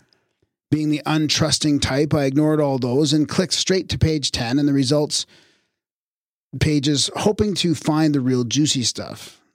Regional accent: United Kingdom; now in Thailand; I'm a Brit who has been living in Thailand for the past 20 years.

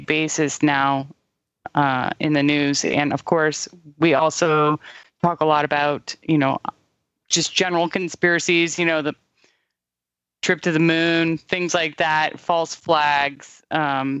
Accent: California, United States; I was raised super liberal in California

